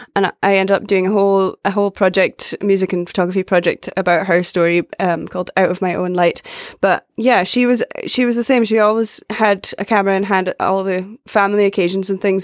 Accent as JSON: {"language": "English", "area": "Orkney", "region": "Scotland", "country": "United Kingdom", "tie": "born or raised there", "also_born_or_lived": "Glasgow, Scotland", "moved": "as an adult", "lives_now": "United States", "said": "I grew up in Orkney, which is a group of islands in the north of Scotland"}